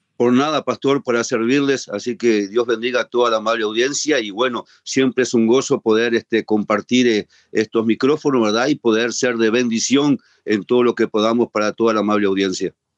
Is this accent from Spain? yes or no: no; Uruguay; en mi país, en Uruguay